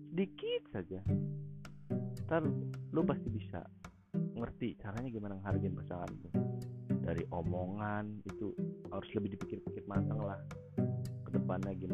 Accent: Java, Indonesia; negatif negatif ya bukan negatif gue bukan orang Sunda gue orang Jawa negatif pakai

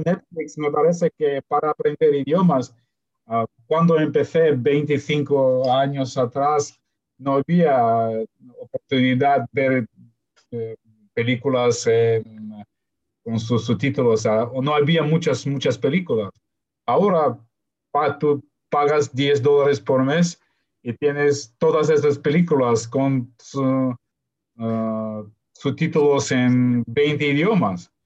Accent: Ukraine; first language Russian; Spanish is a second language; yo nací en Ucrania

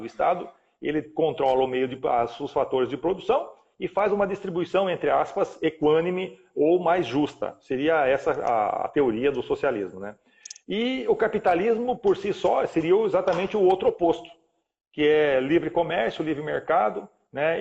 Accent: Paraná, Brazil; moved away as an adult; also born or lived in Rio Grande do Sul / Cascavel, Paraná; now in Rondônia, Brazil; Eu nasci lá com muito, muito novo, com 4, 5 anos mais ou menos, fui morar no Paraná, minha família mudou ao Paraná, onde eu fiquei

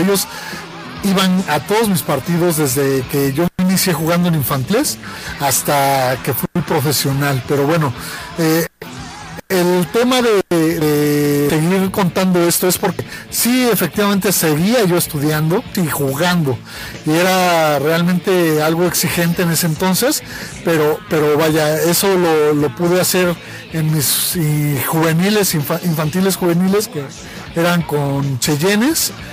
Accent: Mexico City, Mexico; a los 10 años de edad nos fuimos varios amigos de la Palomilla, de la colonia. Eh, esa colonia del DF

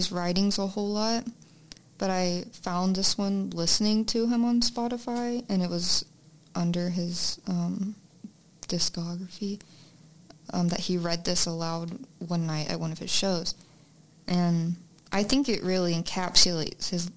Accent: Alabama, United States; I was born in Alabama

